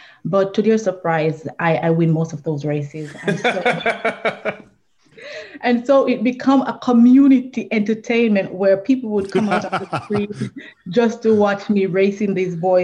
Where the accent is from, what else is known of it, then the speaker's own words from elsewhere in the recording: Trelawny Parish, Jamaica; I was born in Trelawney, Jamaica. It is a rural area, so I consider myself a country girl. And I grew up in a family that was a huge family